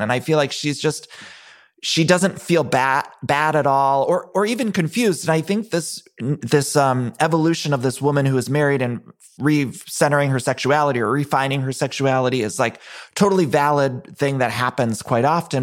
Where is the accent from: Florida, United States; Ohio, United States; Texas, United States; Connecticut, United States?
Ohio, United States; moved away; I'm from Ohio